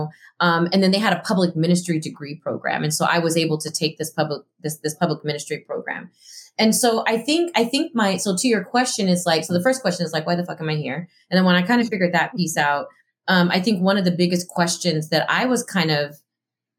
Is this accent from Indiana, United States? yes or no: no; El Paso, Texas, United States; moved away as an adult; also born or lived in Southern California; now in Chicago, United States; I grew up in El Paso, Texas. It's a border city.